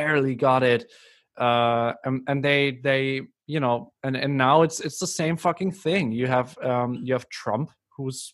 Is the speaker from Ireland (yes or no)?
no; Germany; I'm from Germany